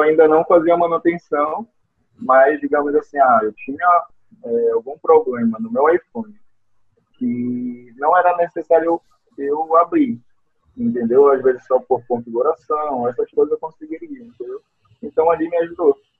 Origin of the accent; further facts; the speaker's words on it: Belém, Pará, Brazil; eu sou de Belém do Pará.